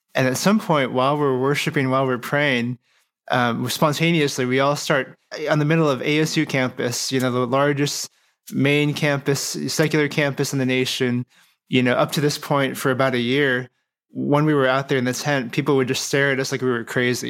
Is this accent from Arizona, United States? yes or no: yes; Phoenix, Arizona, United States; I'm from Phoenix, Arizona.